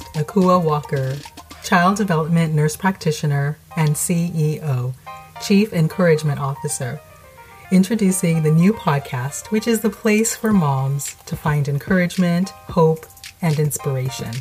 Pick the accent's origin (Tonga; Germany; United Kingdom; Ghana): Ghana; moved away; I am originally from Ghana